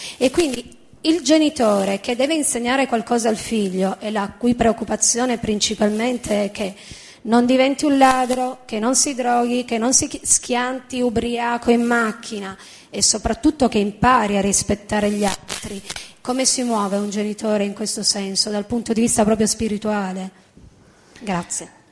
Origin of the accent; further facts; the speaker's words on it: Turin, Piedmont, Italy; moved away as an adult; now in Rome, Italy; Parlo da torinese, no? che vive a Roma da 14 anni.